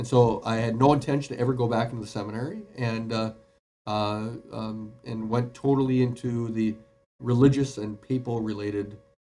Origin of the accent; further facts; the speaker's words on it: Duluth, Minnesota, United States; born and raised in Duluth, Minnesota. That's where I still am a pastor right now